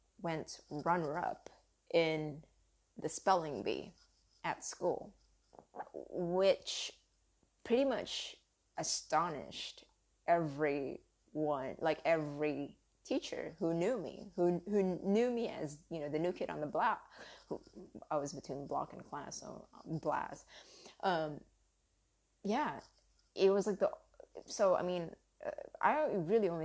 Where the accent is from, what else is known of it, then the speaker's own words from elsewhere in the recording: United States; accent: southern; English is a second language; I grew up in America, being Asian